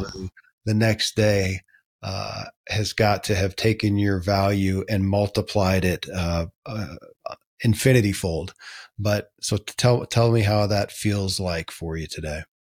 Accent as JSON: {"language": "English", "region": "Kentucky", "country": "United States", "tie": "born or raised there"}